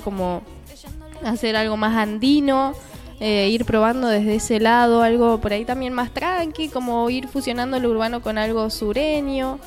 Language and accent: Spanish; Buenos Aires, Argentina; soy bien porteña